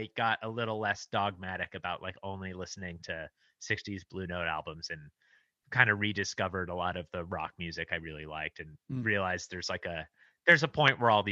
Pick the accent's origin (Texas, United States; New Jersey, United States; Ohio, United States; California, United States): California, United States; Los Angeles; I grew up in Los Angeles, and I went to this this sort of arts high school called Crossroads, a small arts high school in Santa Monica